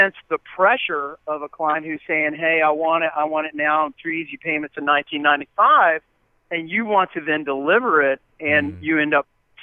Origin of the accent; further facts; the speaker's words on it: Huntington, West Virginia, United States; I'm from West Virginia, that is the most obese state in the country, and I come from Huntington, West Virginia